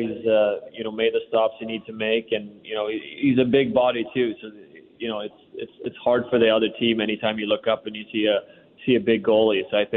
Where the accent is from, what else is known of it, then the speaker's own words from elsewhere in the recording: Sweden; now in Washington, United States; growing up in Sweden, no one plays baseball